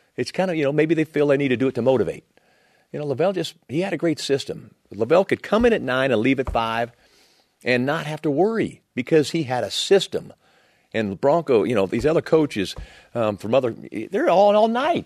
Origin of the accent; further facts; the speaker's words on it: Texas, United States; moved away as an adult; I was this kid from Texas